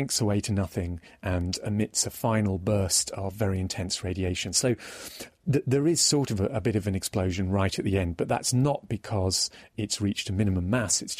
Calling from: Norwich, East of England, United Kingdom; from Norwich.

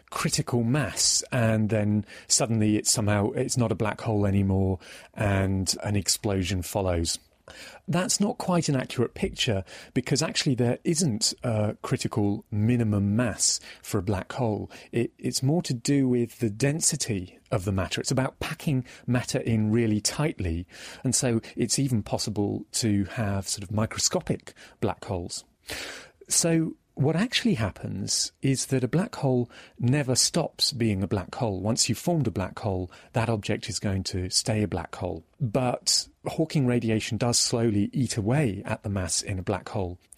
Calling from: Norwich, East of England, United Kingdom; from Norwich.

